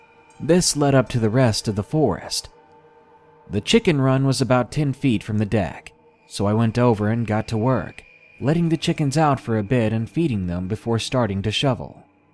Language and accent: English; Massachusetts, United States; in my home state of Massachusetts, we're no strangers to snow.